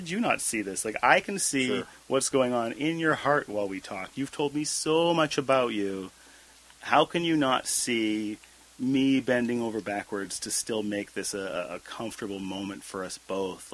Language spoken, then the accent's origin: English; Abbotsford, British Columbia, Canada; I learned again and again growing up in Abbotsford